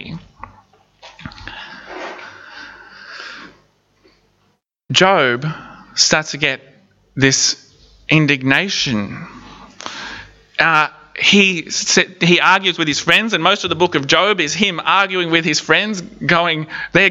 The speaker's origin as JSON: {"language": "English", "area": "Palm Island", "region": "Queensland", "country": "Australia", "tie": "born or raised there", "said": "When I was a kid growing up on Palm Island"}